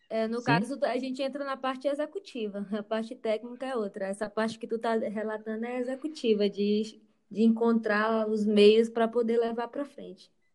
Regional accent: Caxias, Maranhão, Brazil; nós somos de Caxias, no Maranhão

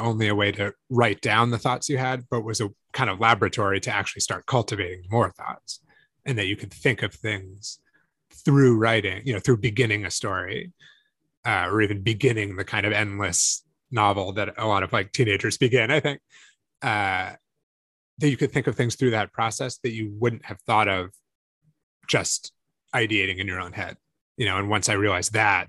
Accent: Northampton, Massachusetts, United States; I grew up in Northampton, Massachusetts

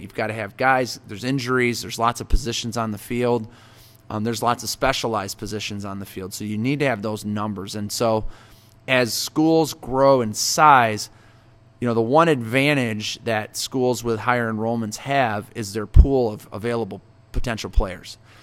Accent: Marengo, Illinois, United States; growing up in Marengo

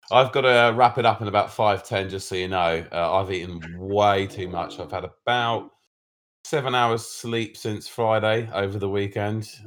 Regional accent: United Kingdom; being British

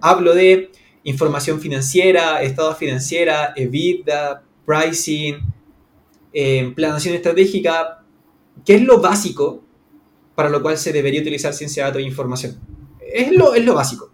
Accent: Santiago, Santiago Metropolitan Region, Chile; yo soy chileno. En este momento estoy en Santiago de Chile, en la capital. Vivo en el downtown, básicamente, de mi ciudad.

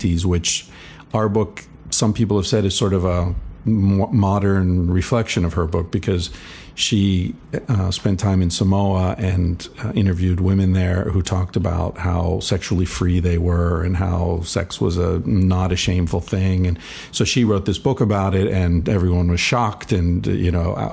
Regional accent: Pittsburgh, Pennsylvania, United States; I grew up around Pittsburgh, smokestacks and burning rivers and that sort of shit.

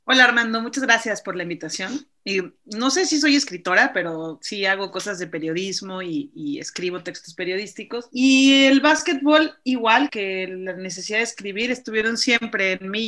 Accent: Mexico City, Mexico; llegué a la selección del Distrito Federal en algún momento, fui seleccionada del DF

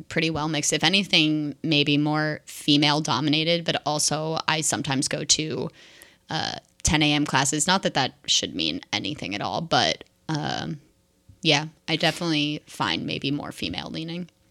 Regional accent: New Jersey, United States; moved away as an adult; now in Seattle, United States; my home is my home back in New Jersey

